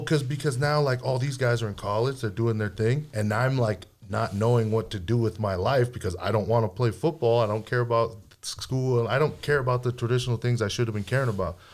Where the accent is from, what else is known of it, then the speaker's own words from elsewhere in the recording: Hawaii, United States; I grew up in Hawaii